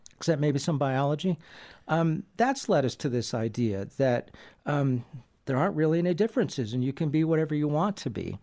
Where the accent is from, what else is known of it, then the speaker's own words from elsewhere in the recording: San Diego, California, United States; I grew up in San Diego, California